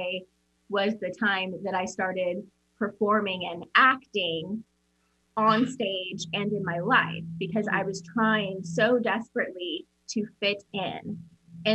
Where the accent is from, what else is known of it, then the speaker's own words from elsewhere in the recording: Omaha, Nebraska, United States; also born or lived in Papillion, Nebraska; we grew up in Omaha, Nebraska